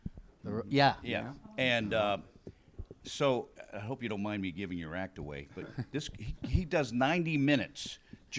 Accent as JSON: {"language": "English", "town": "Chicago", "region": "Illinois", "country": "United States", "tie": "born or raised there", "moved": "yes", "lives_now": "Pittsburgh, United States", "said": "I was a kid growing up in Chicago"}